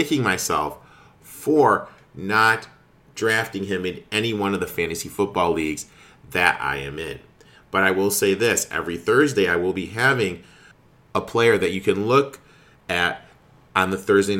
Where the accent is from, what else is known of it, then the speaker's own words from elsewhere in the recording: Mount Pleasant, Michigan, United States; I grew up in Mount Pleasant